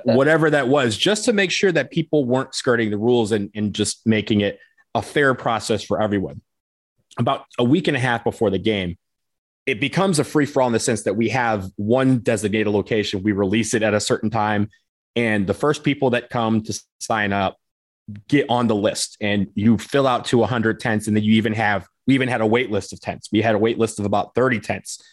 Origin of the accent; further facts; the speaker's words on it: outside Detroit, Michigan, United States; I grew up outside Detroit